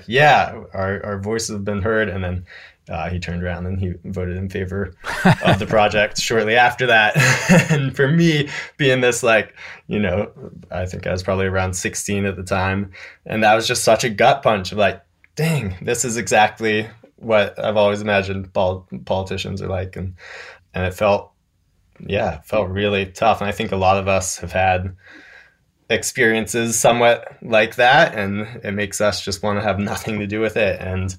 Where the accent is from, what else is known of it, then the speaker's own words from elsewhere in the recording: North Carolina, United States; Yeah, I'm from a super conservative rural part of Western North Carolina, Mass and Cawthorn's district, actually.